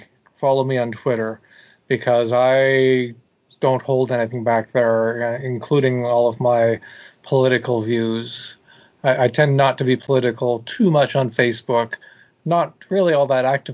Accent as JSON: {"language": "English", "country": "Canada", "accent": "Canadian", "moved": "yes", "said": "Since I come from Canada"}